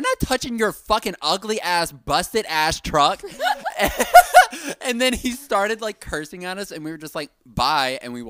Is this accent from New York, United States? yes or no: yes; Brooklyn, New York, United States; I'm from Brooklyn.